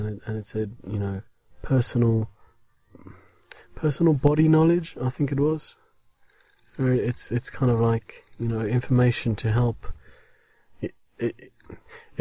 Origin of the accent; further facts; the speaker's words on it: South Africa; now in England, United Kingdom; I am English. Well, English-speaking, South African-born, obviously. And, with British citizenship now.